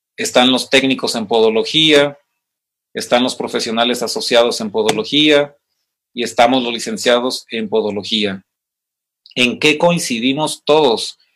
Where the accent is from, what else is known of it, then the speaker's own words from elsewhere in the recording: Mexico; como mexicanos, que como hispanos